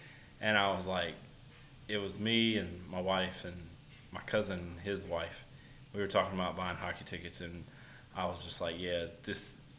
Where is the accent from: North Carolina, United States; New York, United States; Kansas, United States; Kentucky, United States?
North Carolina, United States; Caswell County; now in Chatham County, United States; I have also lived in this area my whole life. I'm from Caswell County as well, but I currently live in Chatham.